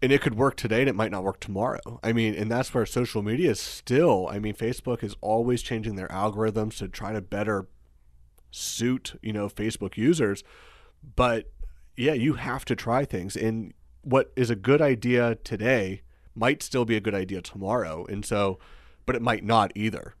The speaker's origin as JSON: {"language": "English", "region": "Pennsylvania", "country": "United States", "tie": "born or raised there", "also_born_or_lived": "Pittsburgh", "moved": "as an adult", "said": "move back to my hometown"}